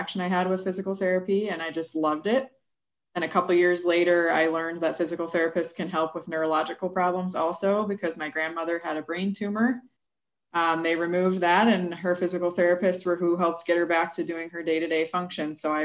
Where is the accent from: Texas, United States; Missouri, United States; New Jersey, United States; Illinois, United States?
Illinois, United States; New Lenox; moved away as an adult; also born or lived in Des Moines, Iowa; now in Quad Cities, United States; I am originally from New Lenox, Illinois, but my whole family is pretty much from Iowa